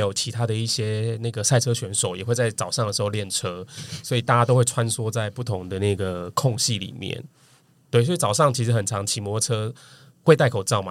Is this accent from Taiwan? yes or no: yes; Kaohsiung, Taiwan; moved away; 高雄City嗯，Boy